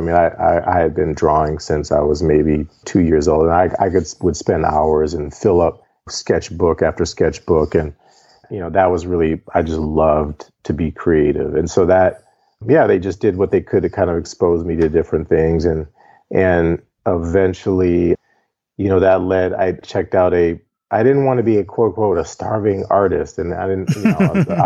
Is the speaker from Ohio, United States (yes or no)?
yes; Cleveland Heights, Ohio, United States; I grew up in Cleveland Heights, Ohio